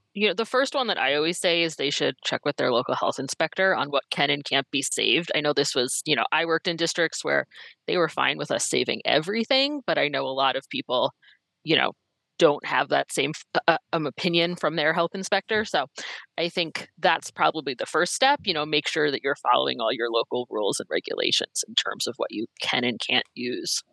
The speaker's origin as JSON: {"language": "English", "region": "East Coast", "country": "United States", "moved": "yes", "lives_now": "Minnesota, United States", "said": "I'm originally from the East Coast, so I bring that East Coast uh, frankness"}